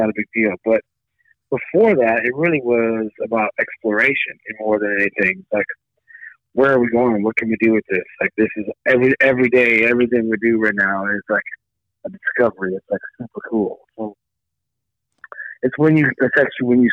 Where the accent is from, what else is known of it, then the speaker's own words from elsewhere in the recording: St. Louis, Missouri, United States; I'm from St. Louis, Missouri